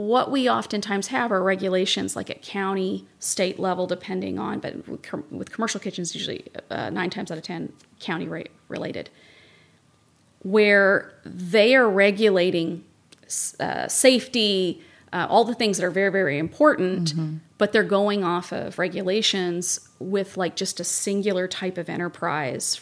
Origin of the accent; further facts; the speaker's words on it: Kentucky, United States; now in Santa Barbara, United States; I'm from Kentucky.